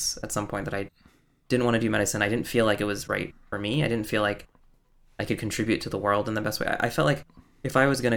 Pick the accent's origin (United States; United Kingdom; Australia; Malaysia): United States; I was the doctor's son growing up in America